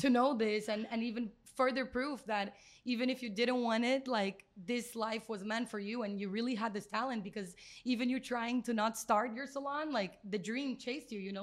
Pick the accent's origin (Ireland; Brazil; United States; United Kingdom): Brazil; moved away; We're both from Brazil.